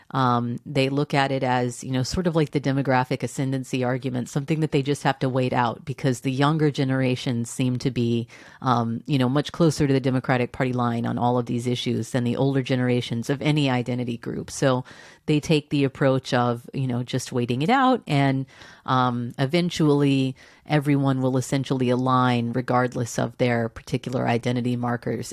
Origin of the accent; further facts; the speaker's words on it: Texas, United States; I grew up in Texas.